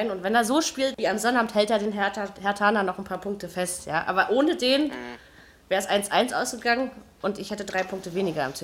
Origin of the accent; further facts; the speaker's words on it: East Germany, Germany; Ich komme ja schließlich auch aus dem Osten, ne?